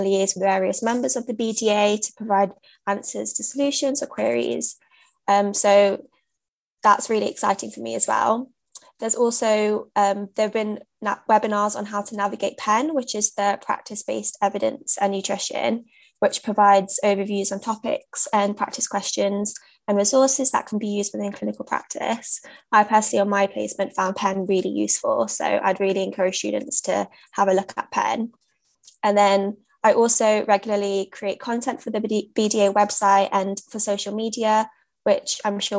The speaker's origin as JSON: {"language": "English", "town": "Leicester", "region": "East Midlands", "country": "United Kingdom", "tie": "born or raised there", "also_born_or_lived": "London", "moved": "yes", "said": "I'm a British South Asian, born and raised in Leicester"}